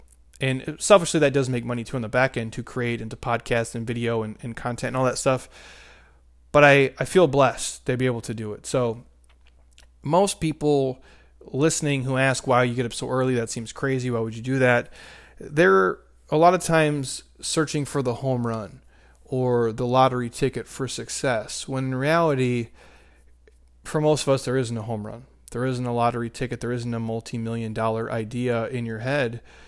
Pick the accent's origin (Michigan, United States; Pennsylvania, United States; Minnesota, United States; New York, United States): Minnesota, United States; now in Arizona, United States; I grew up in Minnesota where it's negative, you know, 20 degrees.